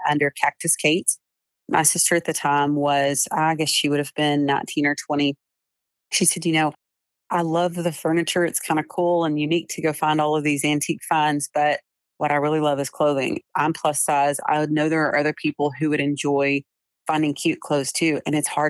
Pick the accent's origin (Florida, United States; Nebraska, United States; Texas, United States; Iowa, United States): Texas, United States; Jacksonville; also born or lived in Tyler, Texas; I was born in Tyler, Texas, actually, but home has always been Jacksonville, Texas.